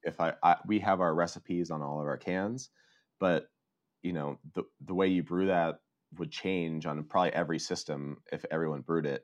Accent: Colorado, United States; moved away as an adult; now in Oslo, Norway; I'm originally from uh, Colorado

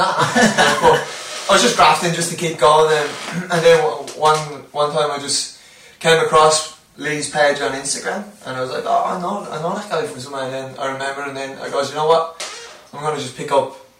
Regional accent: Leinster, Ireland; moved away as an adult; also born or lived in Sheffield, United Kingdom / Canberra, Australia; now in Australia; I grew up in a town called Agla, which is just quite close to Dublin back in Ireland. I lived in in the UK for a couple of years over in Sheffield, playing in Sheffield United for a bit, and then returned back to Ireland

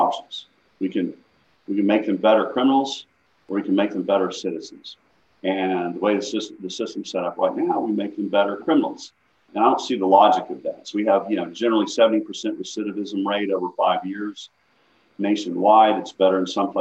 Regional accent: Northwest Arkansas, United States; moved away; I grew up in Northwest Arkansas.

